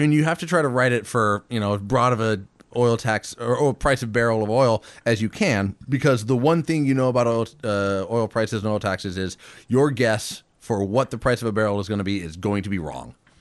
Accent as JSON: {"language": "English", "town": "Fairbanks", "region": "Alaska", "country": "United States", "tie": "born or raised there", "said": "born and raised in Fairbanks."}